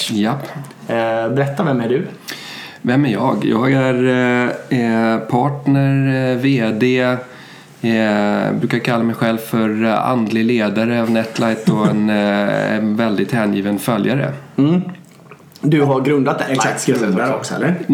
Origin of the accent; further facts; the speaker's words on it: Sweden; also born or lived in Germany; Jag är ju svensk. Mina föräldrar flyttade till Tyskland på 70-talet och där hamnade jag.